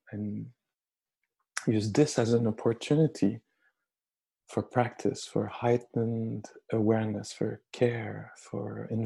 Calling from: Montreal, Quebec, Canada; I'm speaking here from Montreal, who a few hours ago was declared, um, uh, you know, under emergency state

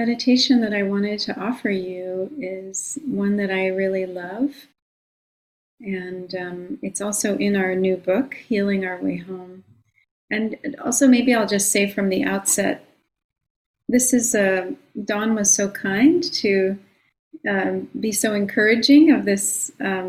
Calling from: Long Island, New York, United States; I'm calling in from Long Island, the land of the Munsee, Lenape, and Merrick peoples.

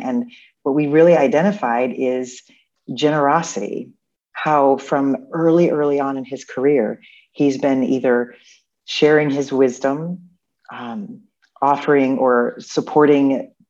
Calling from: Chicago, Illinois, United States; I am Zooming in from Chicago, actually, where I used to live.

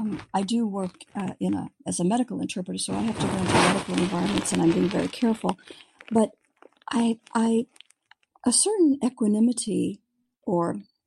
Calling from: San Diego, California, United States; I'm calling from San Diego.

